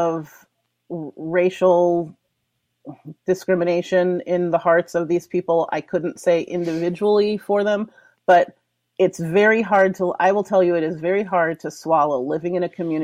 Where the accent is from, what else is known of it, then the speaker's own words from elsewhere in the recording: East Coast, United States; now in Elmhurst, United States; I'm from the East Coast originally